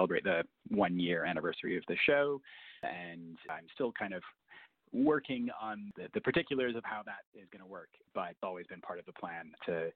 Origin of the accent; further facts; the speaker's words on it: Minneapolis–Saint Paul, Minnesota, United States; I grew up in the Twin Cities